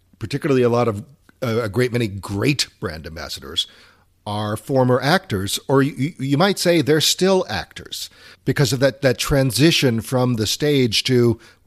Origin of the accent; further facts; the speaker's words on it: New Orleans, Louisiana, United States; moved away; also born or lived in Columbus, Ohio; I grew up in New Orleans and attended LSU